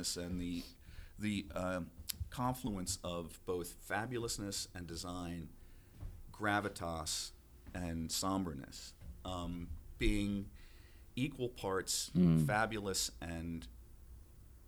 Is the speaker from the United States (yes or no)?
yes; Minnesota, United States; moved away; I came from Minnesota. You think I was Lutheran